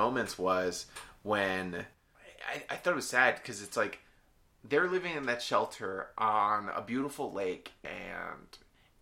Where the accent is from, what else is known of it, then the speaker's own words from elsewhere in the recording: United States; as an American